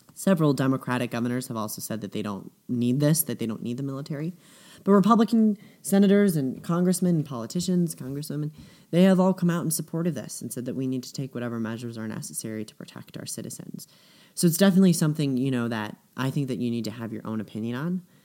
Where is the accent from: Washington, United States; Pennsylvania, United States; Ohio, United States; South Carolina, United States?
Ohio, United States; Cleveland; I'm from Cleveland